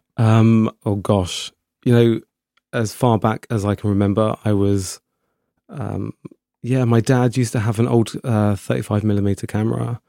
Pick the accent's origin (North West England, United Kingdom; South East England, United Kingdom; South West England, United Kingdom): South East England, United Kingdom; Slough; moved away as an adult; also born or lived in Windsor; now in Brighton, United Kingdom; I grew up in Slough, um, which is, uh, just outside London